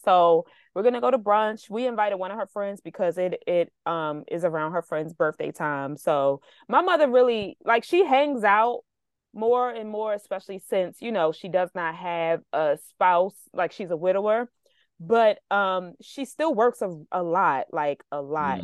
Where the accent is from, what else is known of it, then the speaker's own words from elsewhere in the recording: United States; as a American